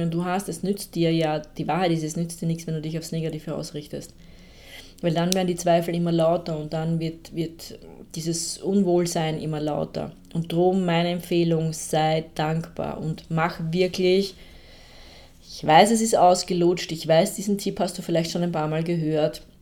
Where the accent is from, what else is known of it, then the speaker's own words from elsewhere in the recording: Austria; Also ich bin eine, eine Österreicherin und da gibt es dann halt einen heftigen Dialekt auch dahinter dann teilweise.